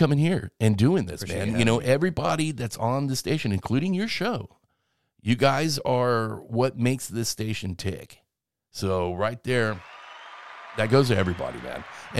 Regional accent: Chattanooga, Tennessee, United States; I'm from Chattanooga.

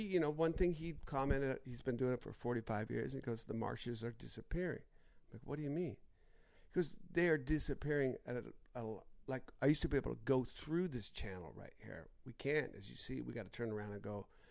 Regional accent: United States; I'm an American and proud American

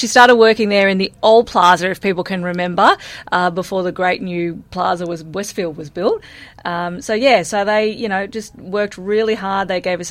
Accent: Emu Plains, New South Wales, Australia; also born or lived in Brisbane, Queensland; So really, I was born in Queensland, but I was living in Emu Plains from the time I was a toddler, which is where all my childhood was spent and where I went to school.

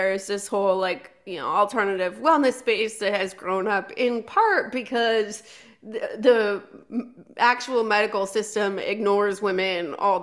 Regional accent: California, United States; I'm from California

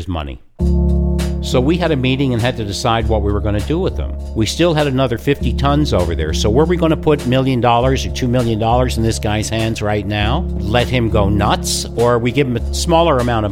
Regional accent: Newfoundland and Labrador, Canada; this guy who I grew up with in Newfoundland

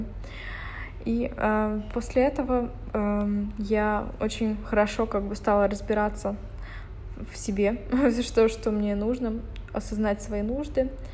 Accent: Dnipro, Dnipropetrovsk Oblast, Ukraine; moved away; там дома в Днепропетровске, в Днепре, где я а, откуда я родом

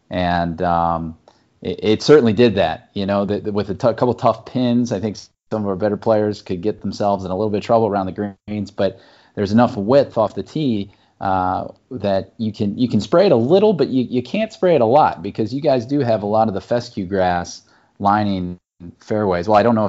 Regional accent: Chicago, Illinois, United States; I also, being a Chicagoan, I really appreciate your snack prices.

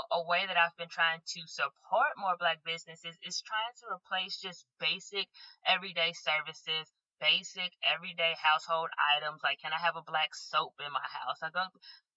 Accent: Chicago, Illinois, United States; now in Los Angeles, United States; I'm from Chicago

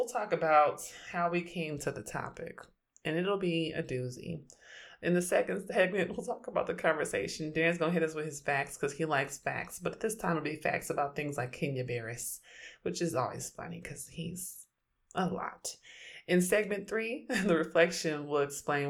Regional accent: Oakland, California, United States; I'm from Oakland, and I'm a queer, Black feminist scholar

